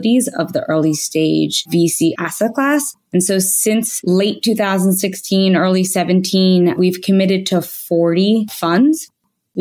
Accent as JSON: {"language": "English", "town": "Philadelphia", "region": "Pennsylvania", "country": "United States", "tie": "born or raised there", "also_born_or_lived": "New York, New Jersey", "said": "I grew up in the Philadelphia region"}